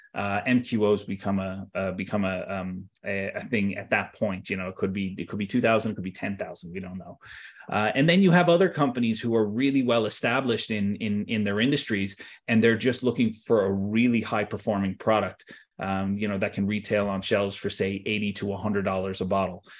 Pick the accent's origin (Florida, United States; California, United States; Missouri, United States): Florida, United States; Tampa; moved away as an adult; also born or lived in Wesley Chapel, Florida; now in Ireland; I grew up in Tampa, uh, and then, you know, I spent some time in Wesley Chapel, just outside of Tampa